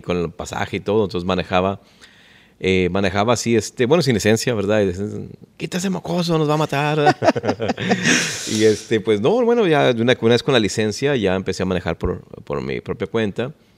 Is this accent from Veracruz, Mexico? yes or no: no; Ciudad Juárez, Chihuahua, Mexico; also born or lived in Los Angeles, California; now in Dallas, United States; yo nací en Ciudad Juárez, Chihuahua. Así es, somos norteños.